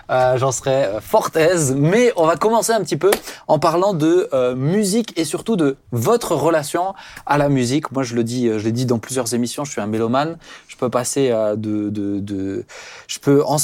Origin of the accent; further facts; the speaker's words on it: Cameroon; Je suis camerounais.